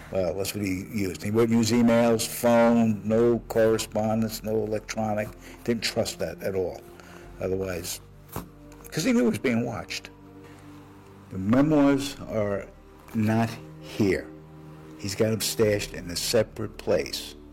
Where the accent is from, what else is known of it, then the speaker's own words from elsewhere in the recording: New York City, New York, United States; now in North Hollywood, United States; I'm originally from New York City.